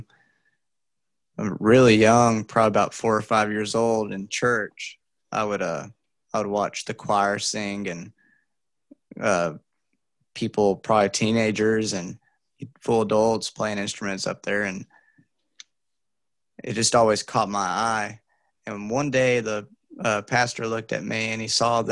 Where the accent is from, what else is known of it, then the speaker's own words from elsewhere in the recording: Dalton, Georgia, United States; I'm from Dalton, Georgia